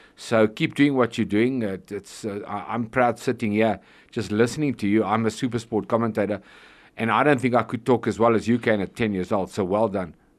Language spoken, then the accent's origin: English; Johannesburg, Gauteng, South Africa; also born or lived in Troyville, Johannesburg / West Palm Beach, United States / San Diego, United States; I was born in Troyville, which is uh, not far from here, funny enough, and I was raised in Malvern